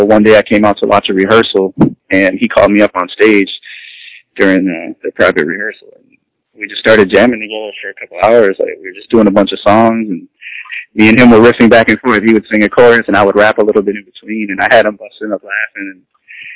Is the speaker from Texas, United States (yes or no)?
no; Minneapolis, Minnesota, United States; moved away; also born or lived in New York / New Jersey; I was born in New York. I grew up in Jersey, but moved to Minneapolis when I was 9 years old.